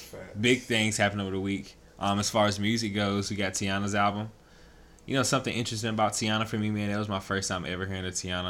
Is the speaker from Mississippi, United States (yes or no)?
no; Greensboro, North Carolina, United States; Me growing up in Greensboro